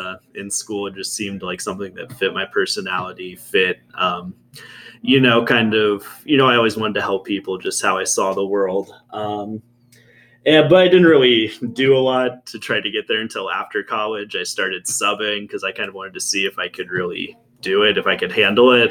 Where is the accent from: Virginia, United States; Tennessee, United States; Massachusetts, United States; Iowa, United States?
Virginia, United States; Yorkshire; I grew up very close by in Yorkshire. We used to walk through the campus here